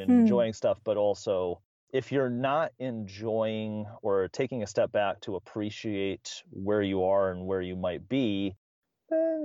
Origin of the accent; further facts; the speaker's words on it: Midwest, United States; I'm from the Midwest